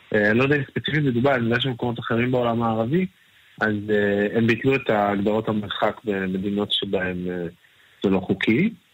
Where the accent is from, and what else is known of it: Israel; also born or lived in Tel Aviv